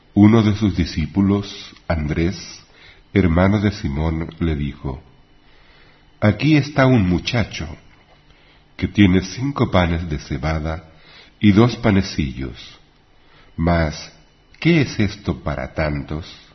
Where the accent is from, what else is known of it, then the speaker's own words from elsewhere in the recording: Chile; en mi país